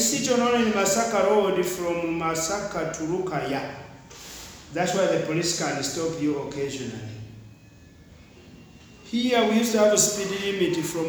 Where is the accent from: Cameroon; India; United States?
India; Ah, in Uganda, sister, but I'm Indian, so Tamira.